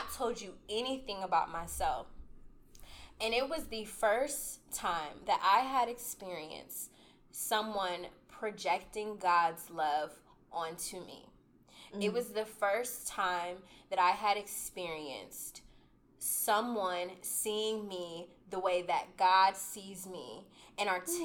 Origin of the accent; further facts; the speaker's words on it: Columbus, Ohio, United States; I'm from Columbus, and the church was outside of Cincinnati